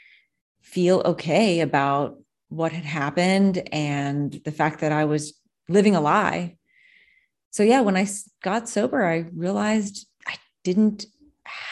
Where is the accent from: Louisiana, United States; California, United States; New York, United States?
Louisiana, United States; New Orleans; I'm from New Orleans and we were in Florida